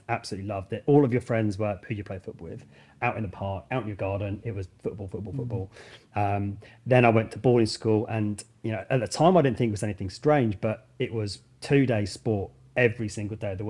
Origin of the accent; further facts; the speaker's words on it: Woking, South East England, United Kingdom; also born or lived in Camberley; I grew up in Woking in Surrey and haven't really moved too far from there